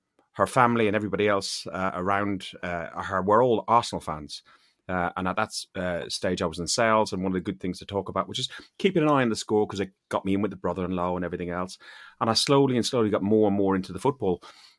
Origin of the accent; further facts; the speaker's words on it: Athlone, Leinster, Ireland; now in London, United Kingdom; And watching my hometown, Athlone Town.